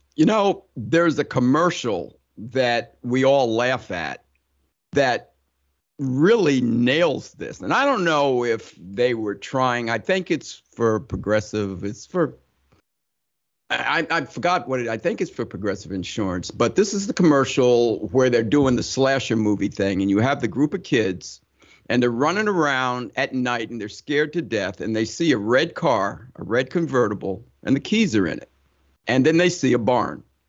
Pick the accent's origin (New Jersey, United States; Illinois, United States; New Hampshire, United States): New Jersey, United States; Summit; moved away as an adult; also born or lived in Ohio; I grew up in Summit, New Jersey